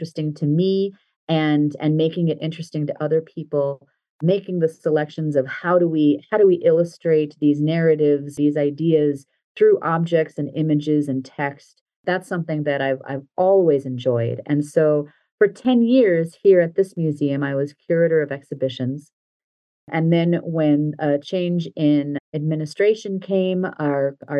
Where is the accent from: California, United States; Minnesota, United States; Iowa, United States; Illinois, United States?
Minnesota, United States; Minneapolis; also born or lived in Delaware; my hometown of Minneapolis